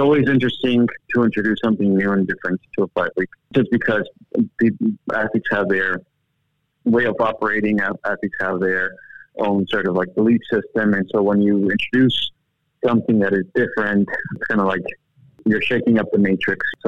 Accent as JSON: {"language": "English", "country": "Bolivia", "tie": "born or raised there", "moved": "yes", "said": "I was originally born and raised in South America in this small country called Bolivia, which is the heart of South America."}